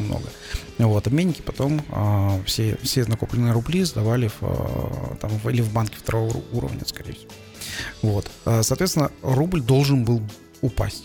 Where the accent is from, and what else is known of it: Kazakhstan